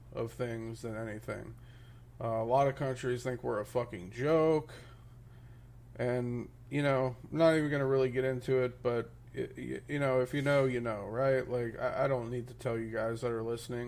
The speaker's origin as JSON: {"language": "English", "region": "Midwest", "country": "United States", "tie": "born or raised there", "moved": "as an adult", "lives_now": "Florida, United States", "said": "I'm originally from the Midwest, right? So there's not really a lot of diversity like there is here in Florida. So, like, growing up in the Midwest"}